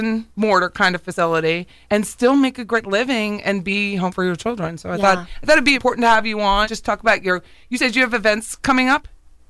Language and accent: English; Pennsylvania, United States; now in Florida, United States; I'm from Pennsylvania